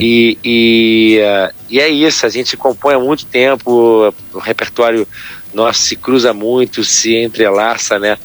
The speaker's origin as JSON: {"language": "Portuguese", "region": "Rio de Janeiro", "country": "Brazil", "said": "a gente da Zona Sul"}